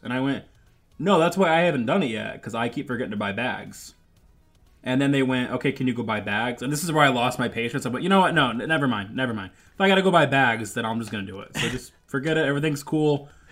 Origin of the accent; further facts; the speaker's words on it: Michigan, United States; I grew up in Michigan